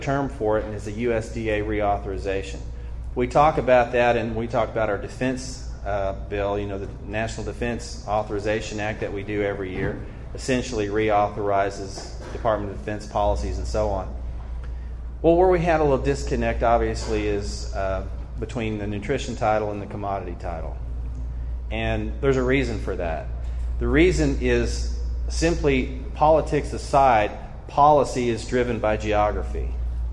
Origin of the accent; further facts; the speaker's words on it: northeast Arkansas, United States; there's a little town not far from my hometown. It's called Goobertown